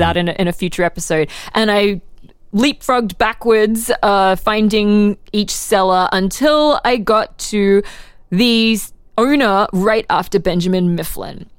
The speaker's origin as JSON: {"language": "English", "town": "Brisbane", "region": "Queensland", "country": "Australia", "tie": "born or raised there", "moved": "yes", "lives_now": "Philadelphia, United States", "said": "my hometown of Brisbane, Australia"}